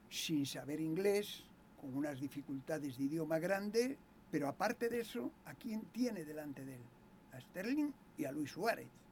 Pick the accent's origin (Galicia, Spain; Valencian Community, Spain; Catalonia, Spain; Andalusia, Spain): Galicia, Spain; moved away